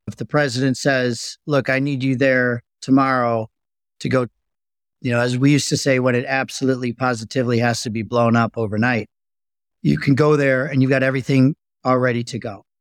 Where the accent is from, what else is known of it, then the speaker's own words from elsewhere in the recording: just outside of Chicago, Illinois, United States; I grew up just outside of Chicago